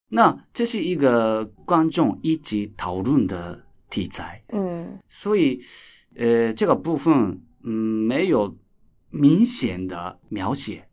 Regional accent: Japan; Chinese is a second language; 我是来自日本的导演

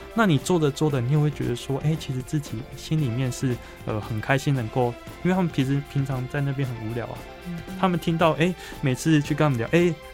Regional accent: southern Taiwan, Taiwan; 我是南部人嘛，嗯哼。那也第一次到台北生活两个月

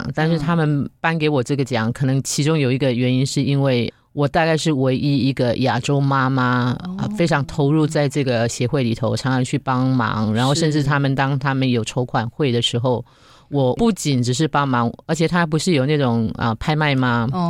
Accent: Yunlin County, Taiwan; moved away as an adult; now in Singapore; 我自己是从台湾来的，

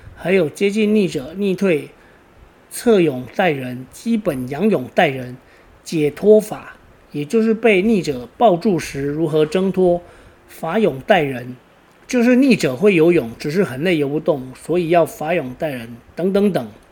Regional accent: Taiwan; 我老家就在台七一线的起点

